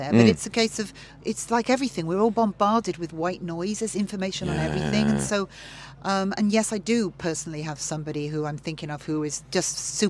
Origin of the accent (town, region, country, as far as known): Wales, United Kingdom